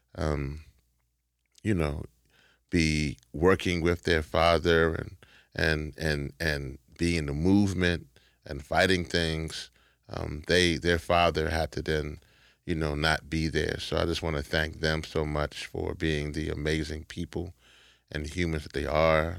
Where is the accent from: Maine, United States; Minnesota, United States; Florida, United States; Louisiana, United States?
Louisiana, United States; Shreveport; I was born in Shreveport, Louisiana